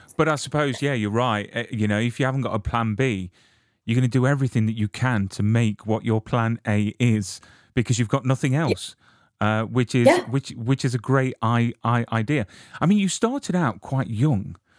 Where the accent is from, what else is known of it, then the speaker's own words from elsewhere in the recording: United Kingdom; I'm from the UK